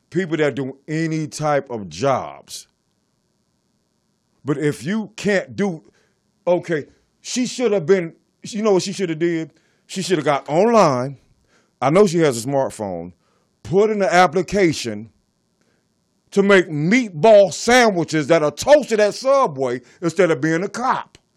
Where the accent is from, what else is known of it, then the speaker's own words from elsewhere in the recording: Compton, California, United States; also born or lived in Germany / France / Belgium; Not only did I grow up in Compton, I grew up in Germany, France, and Belgium.